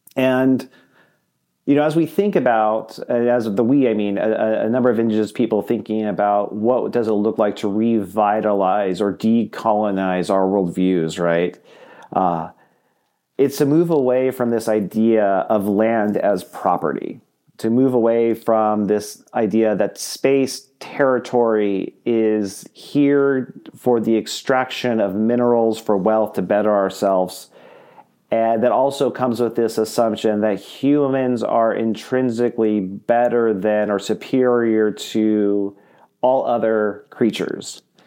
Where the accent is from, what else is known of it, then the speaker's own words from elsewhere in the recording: Southern California, United States; now in Iowa, United States; I'm originally from Southern California.